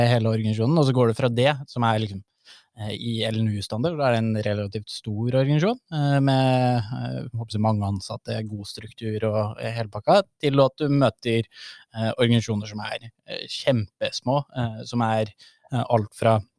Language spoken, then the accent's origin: Norwegian; Gjøvik, Innlandet, Norway; Jeg er ikke bare Gjøvik-gutt, jeg er Kopperud-gutt